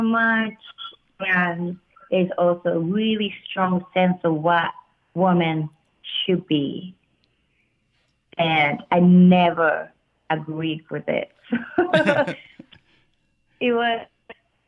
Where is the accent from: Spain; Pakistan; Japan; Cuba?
Japan; Tokyo; also born or lived in Boston; now in New York, United States; being in Japan and growing up in Japan